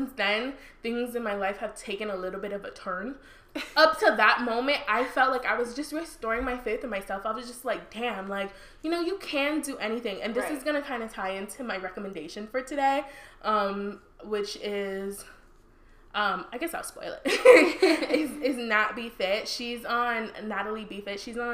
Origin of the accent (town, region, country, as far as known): Nigeria